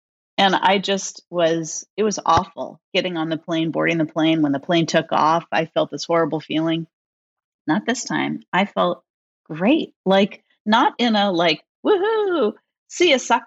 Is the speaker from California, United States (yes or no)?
yes; San Francisco Bay Area, California, United States; I grew up in the San Francisco Bay Area